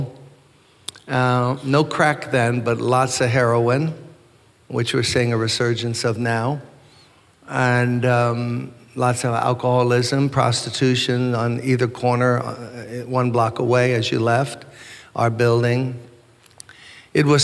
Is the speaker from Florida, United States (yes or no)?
no; New York City, New York, United States; I was born and raised in Brooklyn